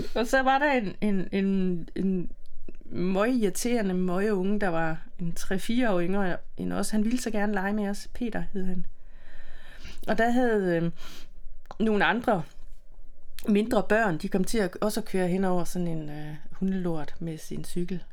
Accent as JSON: {"language": "Danish", "town": "Silkeborg", "region": "Central Denmark Region", "country": "Denmark", "tie": "born or raised there", "said": "I Silkeborg, i øh, Midtjylland"}